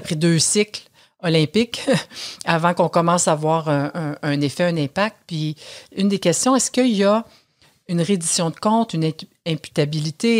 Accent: Canada; chez nous au Canada

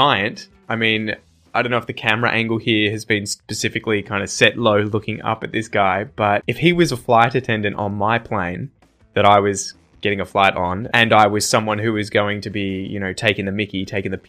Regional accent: Australia; accent: Australian English; as an Australian

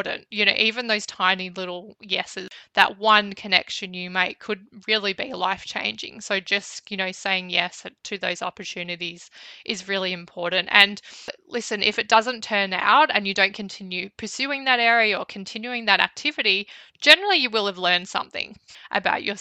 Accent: Bendigo, Victoria, Australia; moved away as an adult; I was from Bendigo

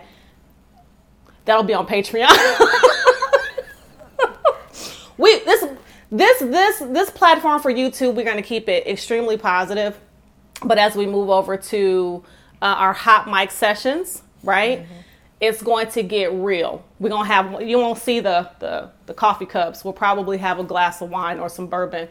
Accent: Detroit, Michigan, United States; I'm from Detroit, and so in the inner city, and so I would frequent a lot of the beauty supply places

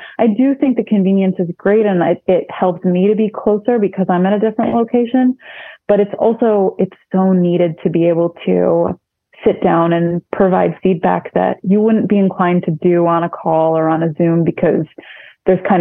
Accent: Syracuse, New York, United States; now in Rochester, United States; I grew up in Syracuse

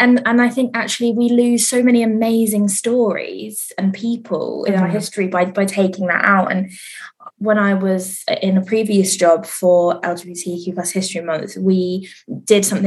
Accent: Reading, South East England, United Kingdom; I'm from Reading originally, which is in the area where it's very conservative

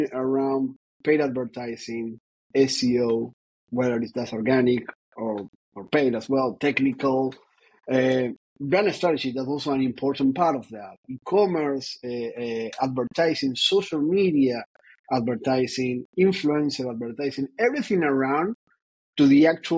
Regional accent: Argentina; moved away; also born or lived in Ireland / Paris; I was born in Argentina. That is important, I believe. But I've been all over the place.

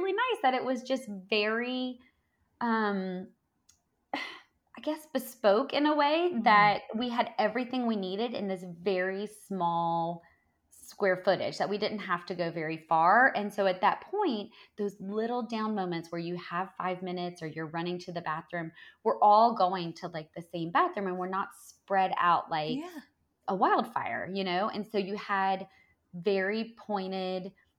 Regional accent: the South, United States; I'm from the South

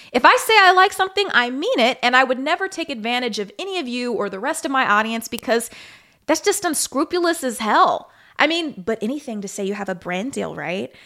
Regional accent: Kansas City, United States; moved away; I'm from Kansas City

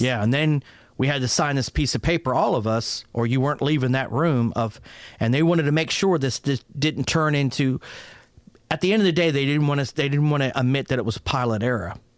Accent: Pittsburgh, Pennsylvania, United States; moved away; also born or lived in Fort Worth, Texas; I was raised originally in Pittsburgh, Pennsylvania, uh, to an Italian family

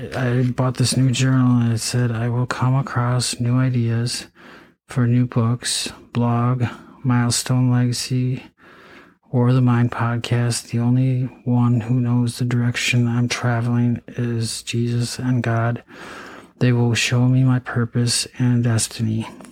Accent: Eau Claire, Wisconsin, United States; also born or lived in St. Cloud, Minnesota; I went to you know high school in Eau Claire, Altoona. I mean, um, I was born in Eau Claire

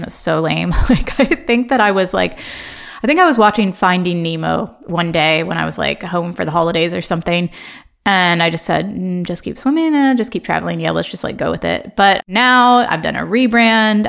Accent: Ohio, United States; born or raised there; accent: American; moved away as an adult; also born or lived in Chicago, United States; now in London, United Kingdom

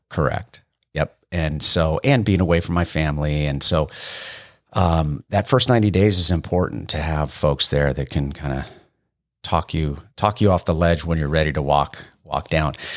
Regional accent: Bay Area, California, United States; moved away as an adult; I grew up in the Bay Area

